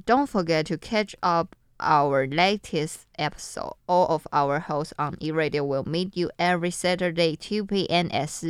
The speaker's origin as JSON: {"language": "English", "region": "Taoyuan", "country": "Taiwan", "tie": "born or raised there", "second_language": "English", "moved": "yes", "said": "my hometown is in Taoyuan."}